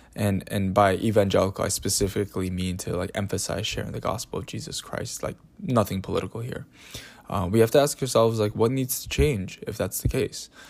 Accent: United States; at least in America here, 'cause I'm an American

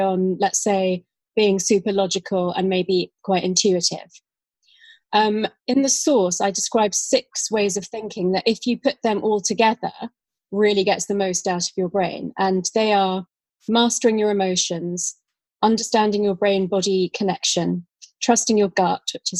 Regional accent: London, United Kingdom; also born or lived in Australia; I grew up in London

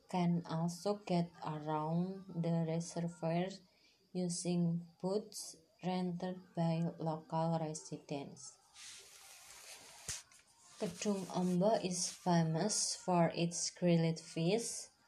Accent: Purwodadi, Central Java, Indonesia; My hometown is Grobogan Purwodadi. It is a fairly large city with 19 sub-districts and 280 villages.

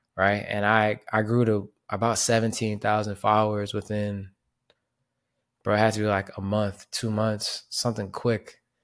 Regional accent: Panama; my hometown in Panama

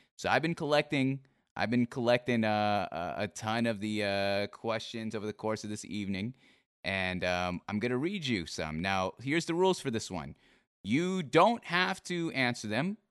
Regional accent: Seattle, Washington, United States; I'm from Seattle

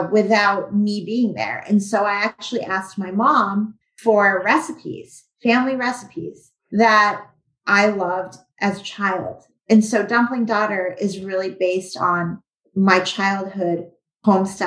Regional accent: Weston, Massachusetts, United States; back at home in my hometown of Weston, Massachusetts.

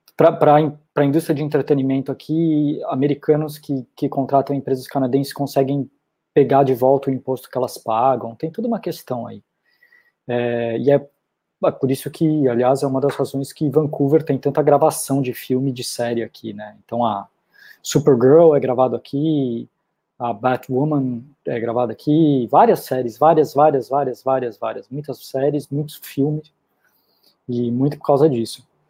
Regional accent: Brazil; moved away as an adult; eu sou brasileiro

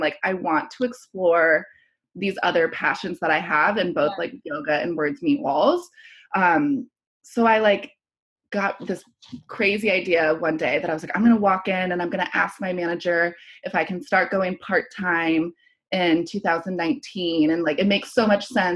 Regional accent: Columbus, Ohio, United States; also born or lived in Chicago / San Francisco / London; now in New York City, United States; I'm from Columbus, Ohio

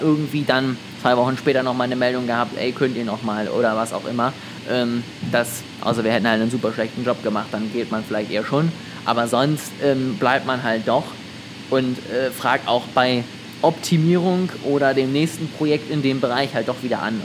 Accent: Germany; als Deutscher

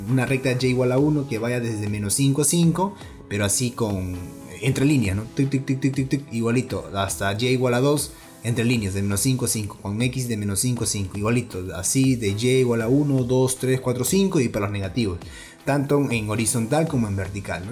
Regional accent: Peru; en mi país

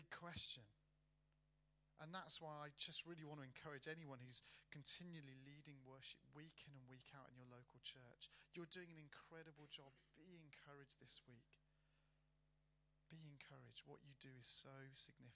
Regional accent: Birmingham, West Midlands, United Kingdom; I'm from Birmingham, right, which is South Manchester

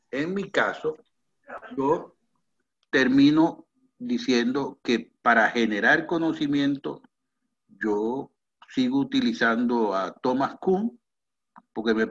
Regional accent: Venezuela; en el único lugar donde yo puedo demostrar que soy venezolano, que es mi cédula de identidad

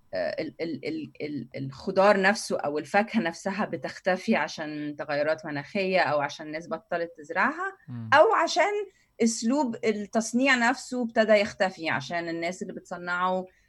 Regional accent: Cairo, Cairo Governorate, Egypt; انا اهلي من وسط البلد يعني من السيده زينب

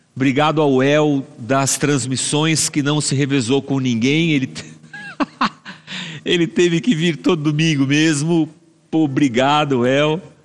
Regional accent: Barbacena, Minas Gerais, Brazil; quando eu era criança pequena lá em Barbacena

